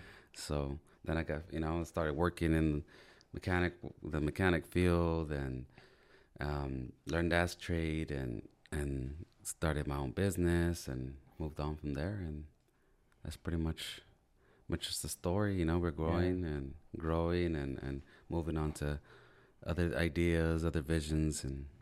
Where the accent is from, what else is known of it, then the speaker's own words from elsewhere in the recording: Wilmington, California, United States; Well, I'm from Wilmington, California